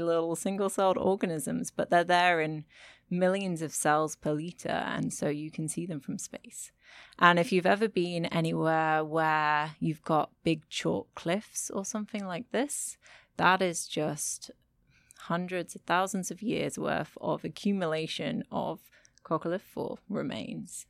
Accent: United Kingdom; moved away as an adult; also born or lived in Germany; now in Frankfurt, Germany; I am a British scientist, but I currently live and work in Germany at the Goethe Universität.

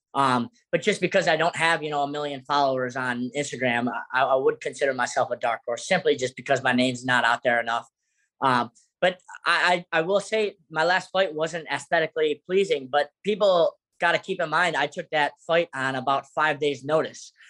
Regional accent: South Florida, United States; We're both from South Florida

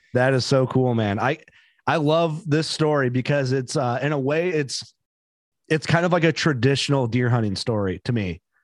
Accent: Illinois, United States; we're from Illinois

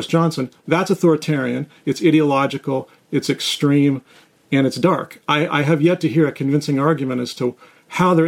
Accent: Canada; moved away as an adult; now in Warrenton, United States; So I grew up in Canada. I spent the first 20-some years of my life there.

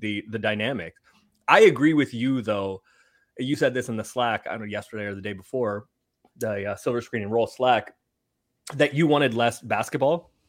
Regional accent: San Francisco, California, United States; I'm from San Francisco

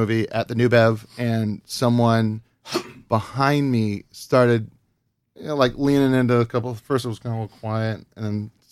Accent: Hawaii, United States; I grew up in Hawaii

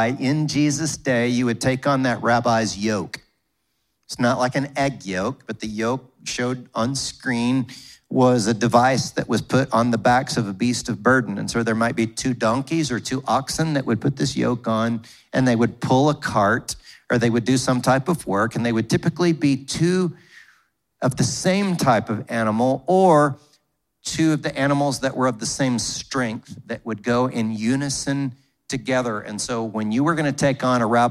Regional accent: United States; growing up in America

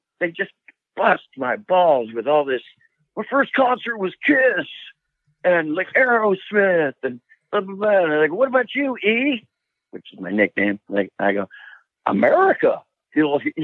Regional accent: Sacramento, California, United States; moved away; I grew up in Sacramento for a little while

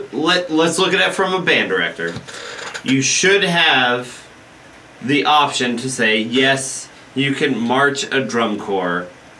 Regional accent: Colorado, United States; I'm from Colorado.

